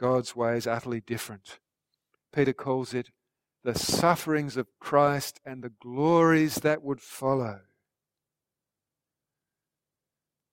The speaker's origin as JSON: {"language": "English", "country": "Australia", "said": "our fellow Australians"}